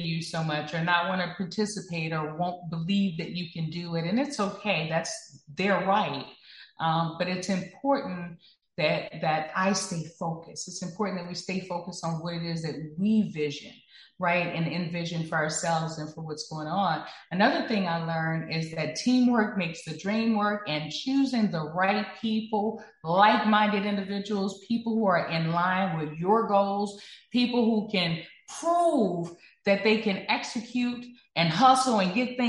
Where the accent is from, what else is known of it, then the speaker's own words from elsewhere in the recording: Texas, United States; I'm from the South, you know, I'm from Texas